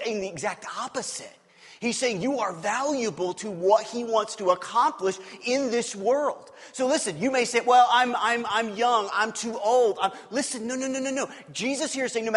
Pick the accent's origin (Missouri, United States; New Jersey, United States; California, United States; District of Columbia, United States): Missouri, United States; Kansas City; I grew up in Kansas City. I grew up on the Missouri side of Kansas City.